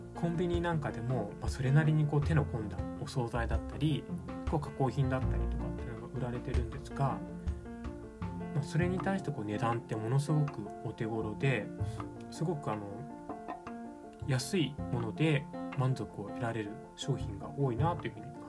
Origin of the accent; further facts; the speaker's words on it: Japan; moved away as an adult; also born or lived in Singapore; 日本で生まれ育っている